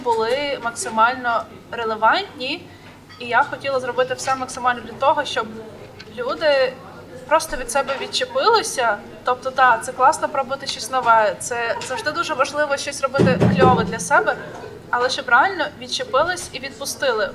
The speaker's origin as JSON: {"language": "Ukrainian", "town": "Khmelnytskyi", "region": "Khmelnytskyi Oblast", "country": "Ukraine", "said": "Я з Хмельницького"}